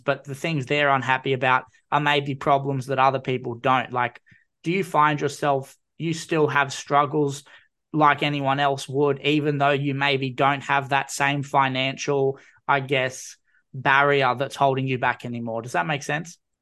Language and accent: English; Newcastle, New South Wales, Australia; I'm from Newcastle originally, grew up on, like, New South Wales origin